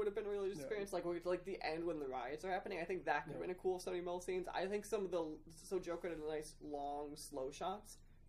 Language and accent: English; Chicago, Illinois, United States; now in Florida, United States; I'm from Chicago originally